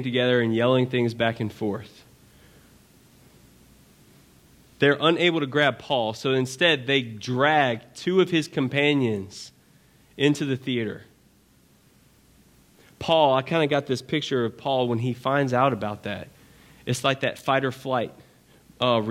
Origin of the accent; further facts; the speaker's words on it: Baton Rouge, Louisiana, United States; I'm from Baton Rouge